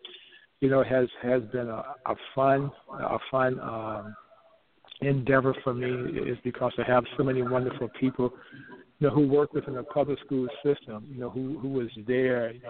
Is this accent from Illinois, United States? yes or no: no; Flint, Michigan, United States; moved away as an adult; also born or lived in New York; now in Minneapolis, United States; Carl Banks and I grew up together in Flint, Michigan